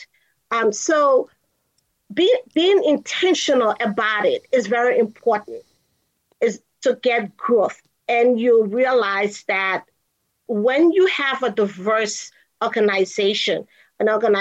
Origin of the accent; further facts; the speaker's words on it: Liberia; moved away as an adult; also born or lived in Kansas, United States; now in United States; I'm originally from Liberia, West Africa. So I am an immigrant who came to go to the University of Kansas.